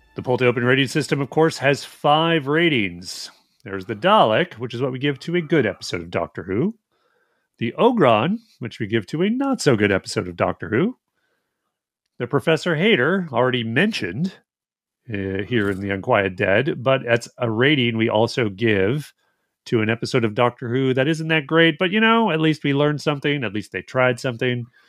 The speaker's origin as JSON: {"language": "English", "region": "Alberta", "country": "Canada", "tie": "born or raised there", "said": "From where I grew up, it'd be like, oh, it's not Edmonton, it's Red Deer."}